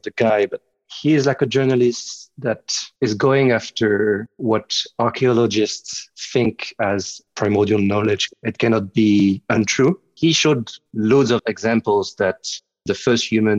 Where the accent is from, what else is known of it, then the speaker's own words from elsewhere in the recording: Lyon area, Auvergne-Rhône-Alpes, France; now in London, United Kingdom; I'm from the Lyon area, so it's like middle east of France